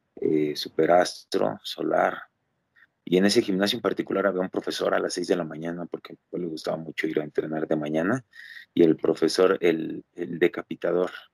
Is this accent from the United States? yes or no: no; Mexico; todos en algún momento como mexicanos lo que queremos es llegar a la Arena México